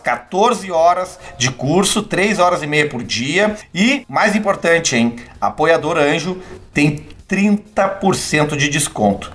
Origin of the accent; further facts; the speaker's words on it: Gravataí, Rio Grande do Sul, Brazil; lá na minha cidade, Gravataí, minha cidade natal